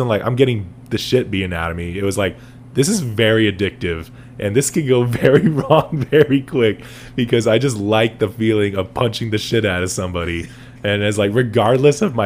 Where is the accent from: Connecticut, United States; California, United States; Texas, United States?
California, United States; San Bernardino; we grew up in San Bernardino